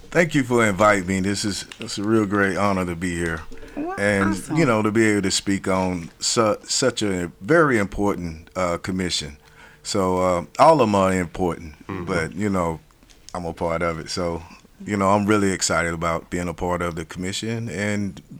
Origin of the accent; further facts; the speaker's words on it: Asheville, North Carolina, United States; Born and raised in Asheville. Um, I went to county schools, city schools. Mm-hmm. Um, graduated from Asheville High.